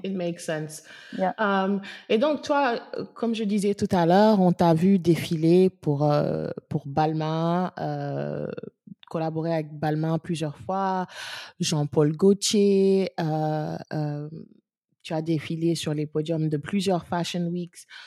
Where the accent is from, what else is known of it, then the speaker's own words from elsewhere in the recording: Senegal; dans notre société sénégalaise